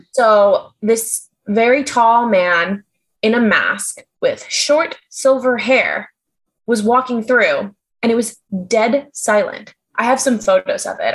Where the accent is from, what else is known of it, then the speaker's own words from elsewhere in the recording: New York, United States; As a New Yorker